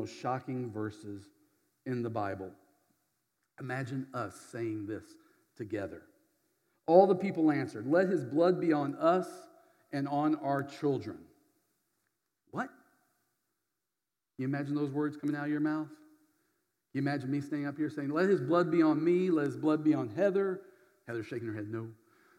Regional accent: Berdyansk, Zaporizhzhia Oblast, Ukraine; moved away; my hometown, Berdyansk

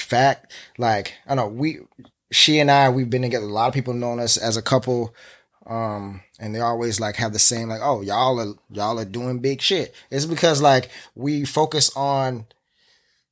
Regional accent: Florida, United States; now in New York City, United States; I'm from Florida. I'm a Floridian. But I've lived in New York longer than I've lived in any

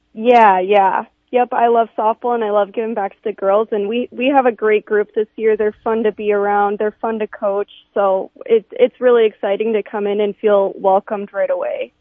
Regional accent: Sioux Falls, South Dakota, United States; I'm I'm from Sioux Falls. I went to Harrisburg.

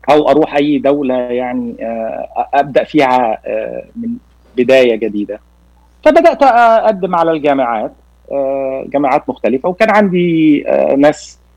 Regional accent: Cairo, Cairo Governorate, Egypt; born there; moved away; also born or lived in Nigeria; ولدت في القاهره ولكن سافرت لمده 15 سنه في نيجيريا

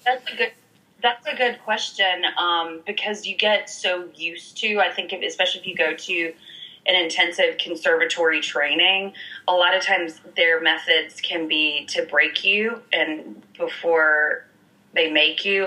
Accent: Montgomery, Alabama, United States; also born or lived in New York City; now in Los Angeles, United States; I grew up in Alabama, specifically Montgomery

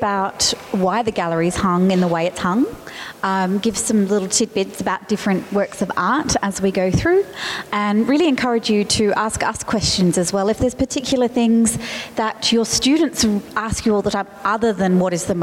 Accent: Adelaide, South Australia, Australia; moved away as an adult; I am from Adelaide originally

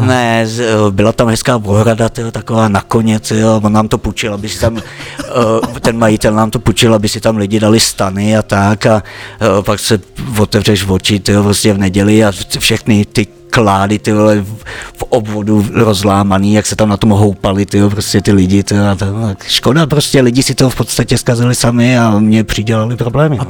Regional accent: Žabovřesky nad Ohří, Ústí nad Labem Region, Czechia; also born or lived in Břežany / Spain; tady jsem se narodil v Roudnici, ale v Břežanech jsem žil pět let a potom už v Žabovřeskách nad Ohří

